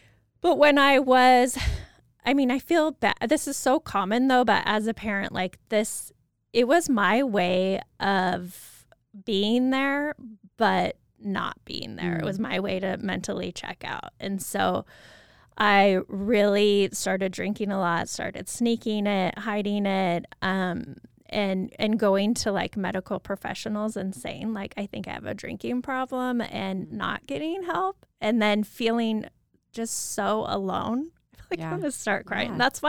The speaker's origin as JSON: {"language": "English", "town": "Moscow", "region": "Idaho", "country": "United States", "tie": "born or raised there", "said": "Yes, so I grew up in Moscow."}